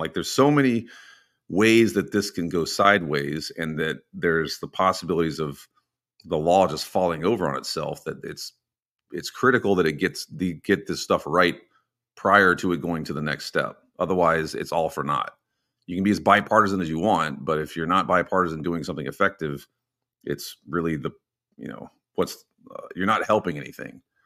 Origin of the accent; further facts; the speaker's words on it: Texas, United States; I'm from Texas and Texas people have guns.